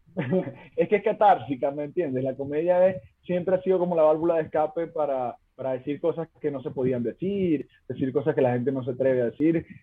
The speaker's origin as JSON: {"language": "Spanish", "town": "Mene Grande", "region": "Zulia", "country": "Venezuela", "tie": "born or raised there", "moved": "as an adult", "lives_now": "Chile", "said": "en Menegrande se habla así, que es mi pueblito"}